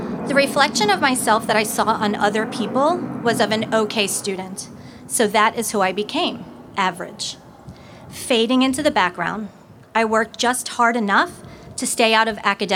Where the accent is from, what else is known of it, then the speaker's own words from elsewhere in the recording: Levittown, New York, United States; also born or lived in North Palm Beach, Florida; now in Florida, United States; I grew up in Levittown, Long Island, New York, in a very, in a very middle class family